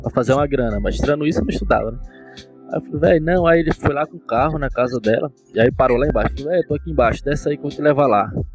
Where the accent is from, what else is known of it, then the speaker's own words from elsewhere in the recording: Tapiramutá, Bahia, Brazil; moved away as an adult; also born or lived in Miguel Comum; now in Paulo Afonso, Brazil; sou nascido em Miguel Comum, mas desde criança que eu é, fui criado em Tapiramutá. E aí estudei lá até o final do meu ensino médio